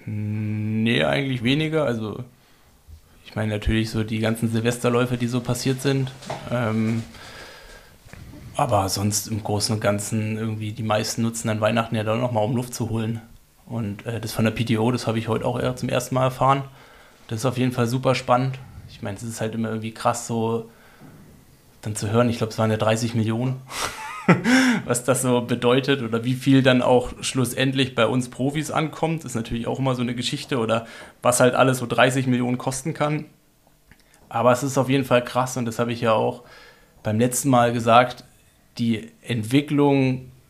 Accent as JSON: {"language": "German", "town": "Freiburg", "region": "Baden-Württemberg", "country": "Germany", "said": "Wir sind Freiburger, in der Nähe vom Freiburger Mooswald"}